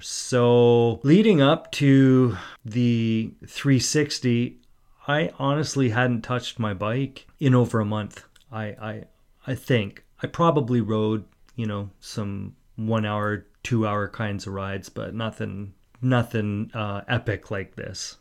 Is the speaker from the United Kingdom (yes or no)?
no; Port Coquitlam, British Columbia, Canada; I grew up in Port Coquitlam.